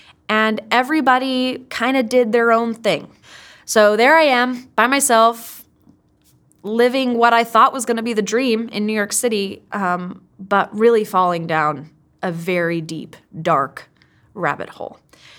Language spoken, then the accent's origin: English; Kenya; moved away as an adult; now in United States; I mean, I grew up in Kenya, I grew up overseas, and which really shaped me. That really made me who I am today. After finishing high school, I came to the United States, and it was a huge culture shock.